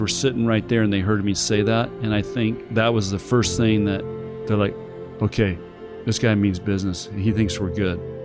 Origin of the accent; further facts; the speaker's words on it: Chula Vista, California, United States; now in Lincoln, United States; I was the firstborn, and basically, we had a very simple life. It was in Chula Vista, California, which is right on the Mexican border